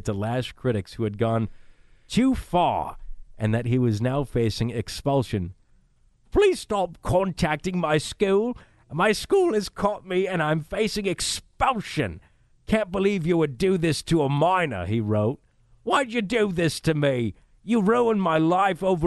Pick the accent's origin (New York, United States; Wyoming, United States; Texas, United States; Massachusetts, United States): Massachusetts, United States; Fall River; my hometown, Fall River